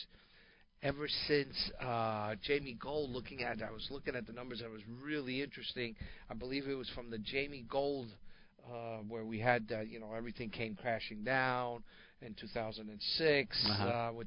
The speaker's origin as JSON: {"language": "English", "region": "Northeast", "country": "United States", "tie": "born or raised there", "said": "growing up in the Northeast"}